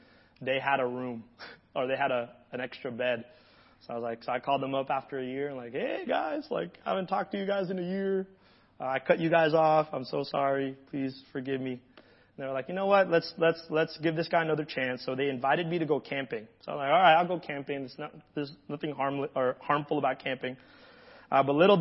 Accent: Hawaii, United States; moved away; I grew up in Hawaii

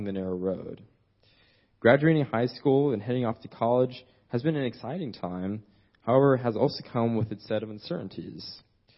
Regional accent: Desert Cities, California, United States; I was raised here in the Desert Cities Church of Christ for as long as I can remember.

